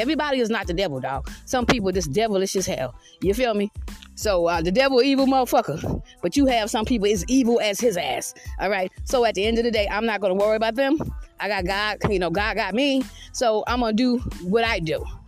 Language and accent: English; Georgetown, South Carolina, United States; also born or lived in Richland County, South Carolina / Irmo, South Carolina / Red Bank, Lexington County, South Carolina; I've never lived on the outside of South Carolina in my fucking life. I'm from Georgetown, South Carolina.